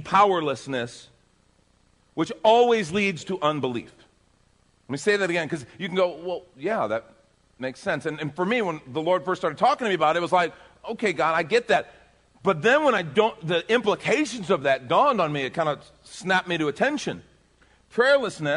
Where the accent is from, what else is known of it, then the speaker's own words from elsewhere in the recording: Texas, United States; I'm from Texas.